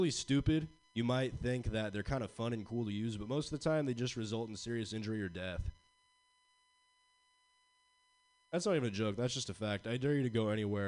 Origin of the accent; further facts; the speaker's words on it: Pacifica, California, United States; growing up in Pacifica